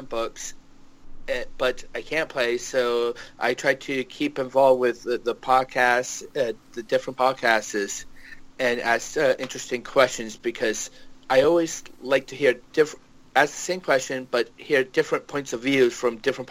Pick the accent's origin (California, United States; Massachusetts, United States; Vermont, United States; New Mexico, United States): Vermont, United States; moved away as an adult; now in Japan; I was born and raised in Vermont